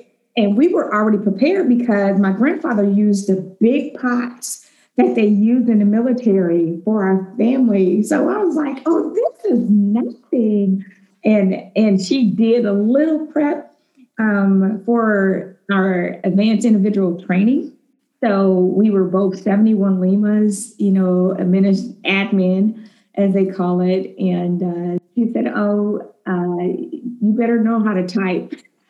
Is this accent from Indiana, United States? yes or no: yes; Fort Wayne, Indiana, United States; I am originally from Fort Wayne, Indiana.